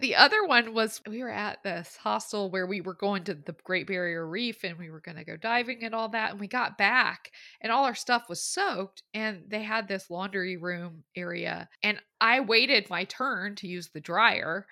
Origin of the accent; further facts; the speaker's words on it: the South, United States; I grew up in the South